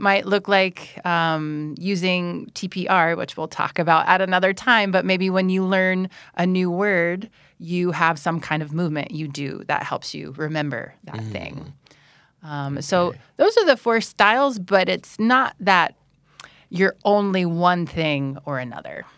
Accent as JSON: {"language": "English", "region": "North Carolina", "country": "United States", "first_language": "English", "moved": "as an adult", "lives_now": "Bang Saen, Thailand", "said": "I'm from North Carolina in the United States"}